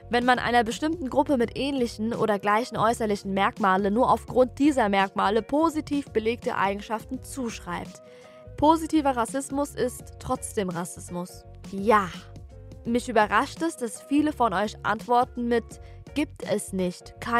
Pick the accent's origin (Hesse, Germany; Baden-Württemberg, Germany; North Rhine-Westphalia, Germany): Hesse, Germany; Offenbach; Oder der Klassiker, wo kommst du eigentlich her? So. Ja, dann sage ich Offenbach.